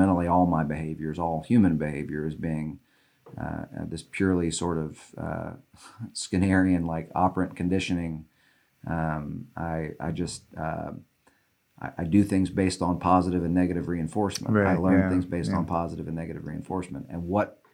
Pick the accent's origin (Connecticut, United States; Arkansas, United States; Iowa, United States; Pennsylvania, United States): Arkansas, United States; Little Rock; I was born in Little Rock, and I was one of four kids, and we were you know, wealthy white people in Little Rock.